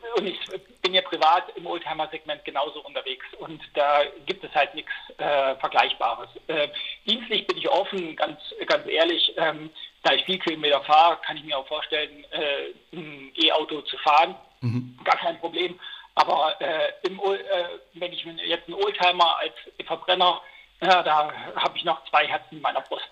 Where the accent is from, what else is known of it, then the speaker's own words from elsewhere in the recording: Eisenach, Thuringia, Germany; ich bin Thüringer. Ich habe halt einen besonderen Bezug zu, zu der Region Eisenach, weil da komme ich her